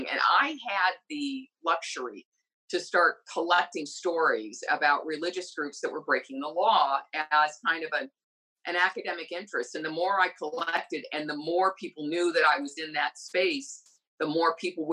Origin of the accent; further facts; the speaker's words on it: Wheaton, Illinois, United States; I was raised in Wheaton, Illinois, where the evangelicals essentially ran the government and the schools.